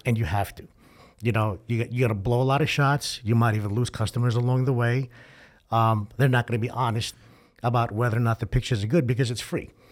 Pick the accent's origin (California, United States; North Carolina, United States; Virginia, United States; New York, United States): New York, United States; moved away; I'm originally from New York